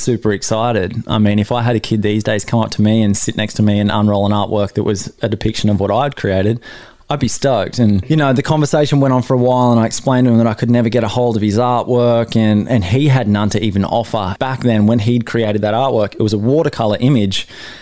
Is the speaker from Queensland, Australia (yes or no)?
no; Newcastle, New South Wales, Australia; my hometown Newcastle